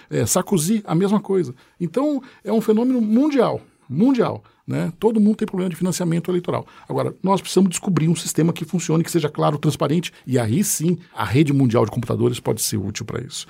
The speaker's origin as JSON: {"language": "Portuguese", "town": "Santos", "region": "São Paulo", "country": "Brazil", "tie": "born or raised there", "moved": "yes", "lives_now": "São Paulo, Brazil", "said": "nasci em Santos, estou um tempo em São Paulo, 30 anos em São Paulo"}